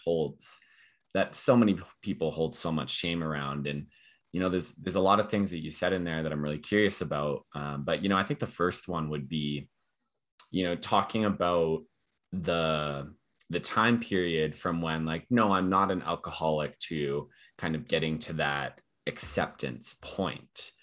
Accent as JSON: {"language": "English", "town": "Calgary", "region": "Alberta", "country": "Canada", "tie": "born or raised there", "said": "I'm born and raised in Calgary here"}